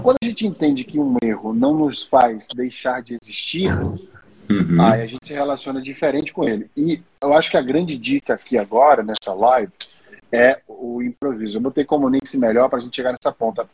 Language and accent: Portuguese; Maceió, Alagoas, Brazil; pelo meu sotaque britânico, vocês já devem ter percebido que eu sou de Maceió